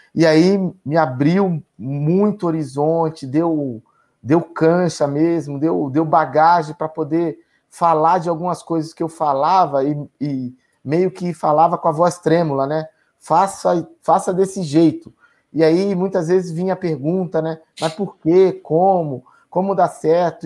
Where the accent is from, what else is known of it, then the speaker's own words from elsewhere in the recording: Feira de Santana, Bahia, Brazil; moved away; also born or lived in Itaberaba; Eu sou nordestino, sou, sou baiano, nasci em Itaberaba, fui criado em Feira de Santana pelos meus pais